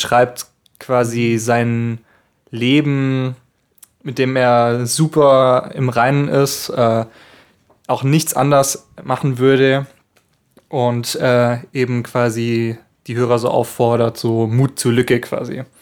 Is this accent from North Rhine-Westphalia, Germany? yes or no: no; Baden-Württemberg, Germany; Nee, Baden-Württemberg.